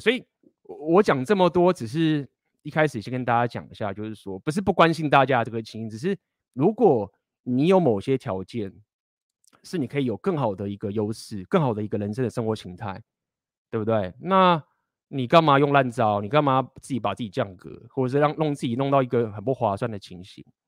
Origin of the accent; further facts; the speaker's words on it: Taiwan; 我是台湾人